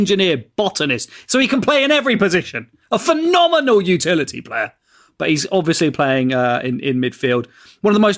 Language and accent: English; England, United Kingdom; I was born in England, but I'm still more Italian than I am English.